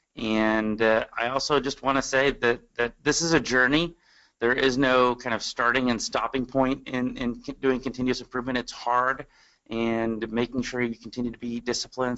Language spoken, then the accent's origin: English; Austin and San Antonio, Texas, United States; I'm from Austin and San Antonio.